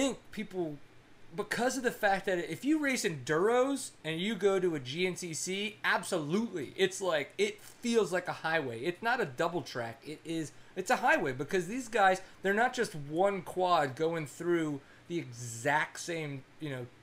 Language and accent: English; Texas, United States; I am a Texan